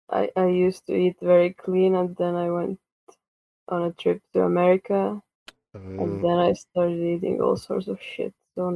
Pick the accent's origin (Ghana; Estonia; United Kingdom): Estonia